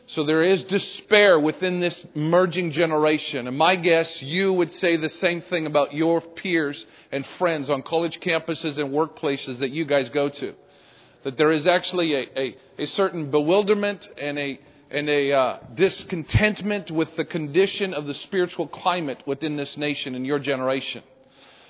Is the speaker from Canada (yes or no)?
yes; Canada; now in United States; I'm originally Canadian, still Canadian